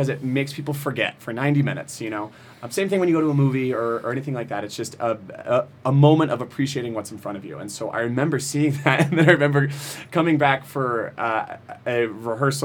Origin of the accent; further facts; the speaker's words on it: Roswell, Georgia, United States; moved away as an adult; also born or lived in Tucson, Arizona; now in Las Vegas, United States; I grew up in a suburb of Atlanta called Roswell